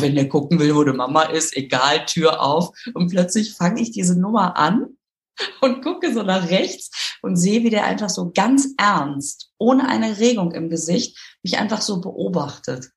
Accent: Düsseldorf, North Rhine-Westphalia, Germany; now in Münster, Germany; Ich bin äh, in Düsseldorf aufgewachsen

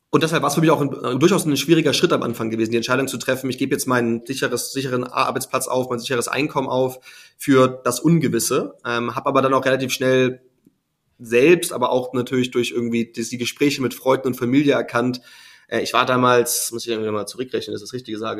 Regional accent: Hamburg, Germany; ich bin gebürtiger Hamburger, wie du erwähnt hast, bin dementsprechend äh, immer mit der Schifffahrt aufgewachsen vor der Tür, auf der schönen Elbe

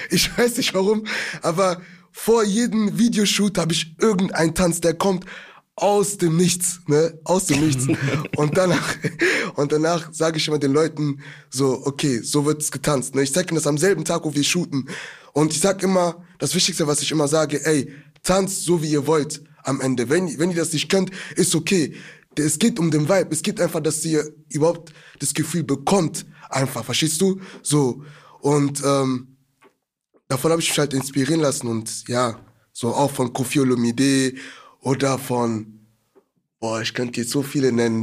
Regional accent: Germany; wir sind jetzt aus Deutschland

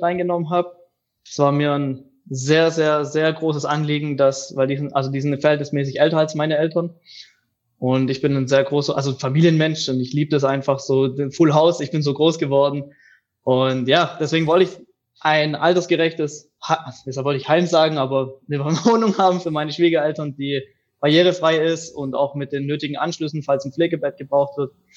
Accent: near Reutlingen, Tübingen, Metzingen, Baden-Württemberg, Germany; Ich komme aus dem Süden Deutschlands, am Fuße der Schwäbischen Alb, aus der Nähe von Reutling, Tübingen beziehungsweise Outlet Metzing

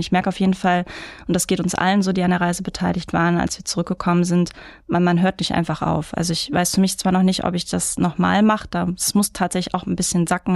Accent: Mülheim an der Ruhr, North Rhine-Westphalia, Germany; also born or lived in Karlsruhe; now in Duisburg, Germany; Ich bin in Mülheim-Speldorf groß geworden

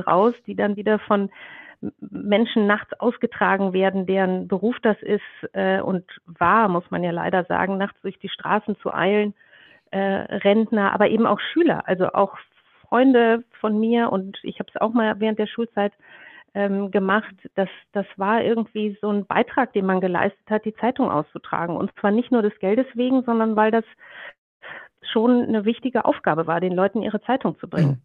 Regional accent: Ruhr area, North Rhine-Westphalia, Germany; moved away; meine Kindheit im Ruhrgebiet ähm, Mitte der 70er Jahre war, äh, war wunderbar

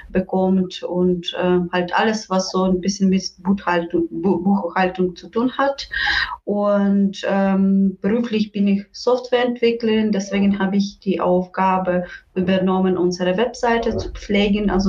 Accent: Western Ukraine, Ukraine; German is a second language; Äh, ursprünglich komme ich aus der Westen der Ukraine

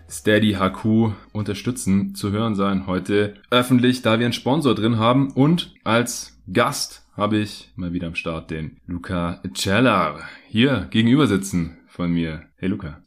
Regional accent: Stuttgart, Baden-Württemberg, Germany; moved away; also born or lived in Berlin; bin jetzt ja gerade auch hier wieder in Stuttgart, in meiner alten Heimat.

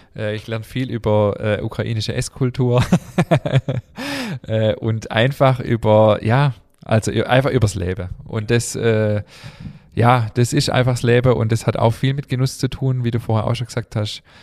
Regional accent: Germany; wir sind hier in Deutschland geboren

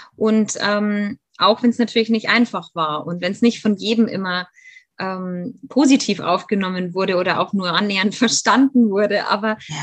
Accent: Germany; also born or lived in Bavaria; ich lebe in Bayern. Ich bin ähm, in Deutschland auch aufgewachsen, bin aber tatsächlich Halbamerikanerin

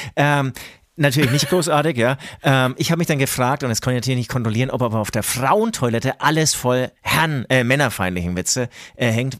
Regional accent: Franconia, Bavaria, Germany; man hört es äh, uns vielleicht an. Wir sind aus Franken

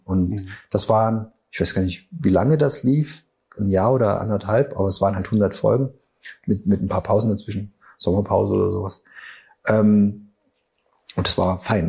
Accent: Saarbrücken, Saarland, Germany; now in Überherrn, Germany; als Saarländer

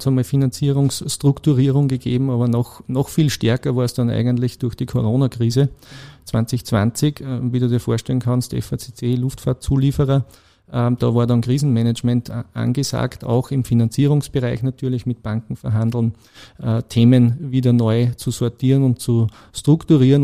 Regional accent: Blindenmarkt, Lower Austria, Austria; moved away as an adult; now in Krenglbach, Austria; ich bin eigentlich ein gebürtiger Niederösterreicher okay. aus Blindenmarkt bei Amstetten.

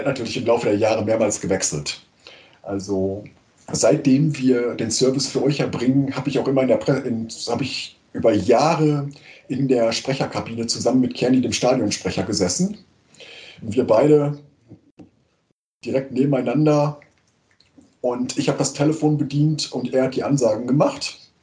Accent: Münster, North Rhine-Westphalia, Germany; moved away as an adult; now in Eupen, Belgium; ich komme gebürtig aus Münster und ich wohne seit ungefähr 20 hm, Jahren in Eupen in Belgien

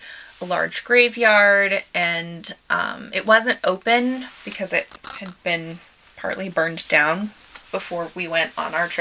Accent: United States; as an American

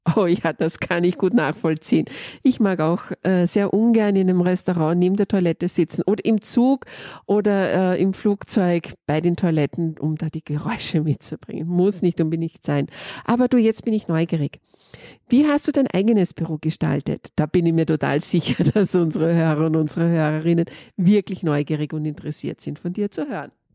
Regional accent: Austria; Ich komme aus Österreich.

